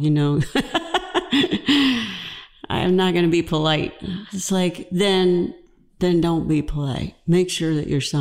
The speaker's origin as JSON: {"language": "English", "region": "Georgia", "country": "United States", "said": "I'm from Georgia"}